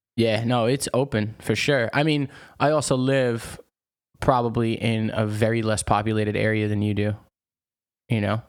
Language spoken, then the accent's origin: English; United States; moved away as an adult; also born or lived in New York; now in France; as an American